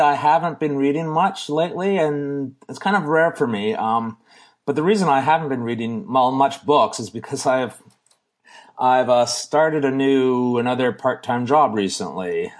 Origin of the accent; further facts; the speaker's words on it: Canada; we're Canadian